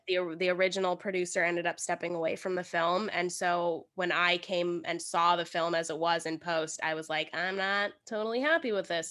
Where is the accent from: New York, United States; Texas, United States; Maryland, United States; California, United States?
California, United States; Los Angeles; I actually grew up in L A. Like, I grew up in East L A in the suburbs